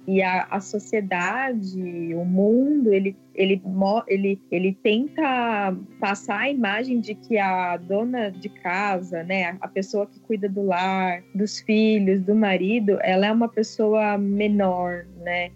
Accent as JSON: {"language": "Portuguese", "region": "São Paulo", "country": "Brazil", "said": "A gente é aqui de São Paulo, capital"}